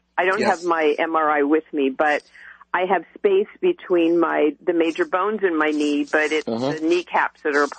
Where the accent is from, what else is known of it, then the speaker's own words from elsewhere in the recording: Kansas City, Missouri, United States; moved away as an adult; now in Studio City, United States; I grew up in the Midwest in Kansas City, Missouri, but now I live in Studio City.